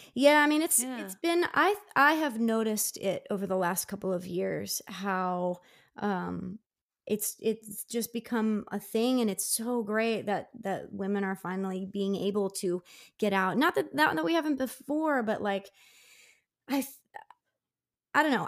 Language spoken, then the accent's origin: English; Downingtown, Pennsylvania, United States; my hometown of Downingtown, which is about 40 miles west of Philly